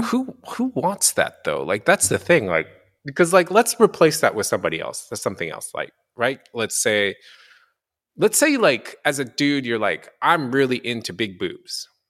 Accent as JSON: {"language": "English", "country": "Japan", "tie": "born or raised there", "moved": "yes", "said": "I'm also half, half white, half Asian, and I grew up in Japan."}